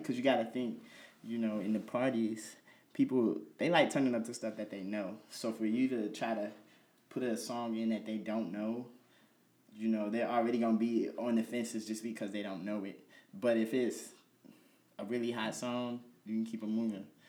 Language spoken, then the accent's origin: English; Chicago, Illinois, United States; moved away as an adult; now in Peoria, United States; I'm actually from Chicago, um, but you know I'm out here for school, going to Bradley